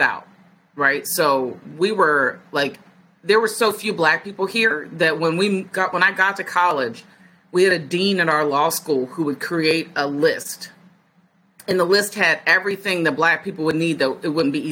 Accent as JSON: {"language": "English", "region": "Virginia", "country": "United States", "tie": "born or raised there", "also_born_or_lived": "Detroit, Michigan / Pennsylvania / Minnesota", "moved": "as an adult"}